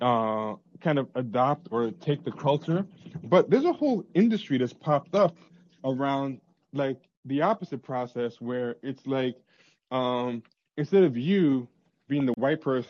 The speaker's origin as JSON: {"language": "English", "town": "New York City", "region": "New York", "country": "United States", "said": "I'm from Queens. We don't have that there."}